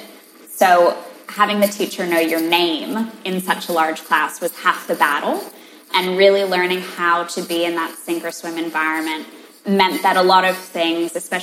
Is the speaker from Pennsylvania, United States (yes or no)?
no; California, United States; moved away as an adult; also born or lived in Boston; now in Australia; I actually grew up in California, in a beachside town in SoCal